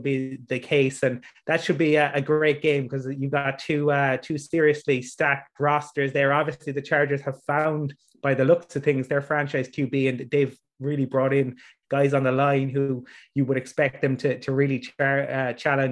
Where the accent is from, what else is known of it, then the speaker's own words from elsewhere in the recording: Dublin, Leinster, Ireland; I'm from Dublin